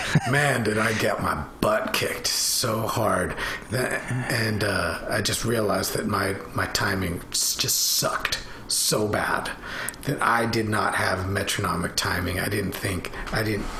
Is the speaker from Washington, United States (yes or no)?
yes; Bellevue, Washington, United States; I grew up in Bellevue, Washington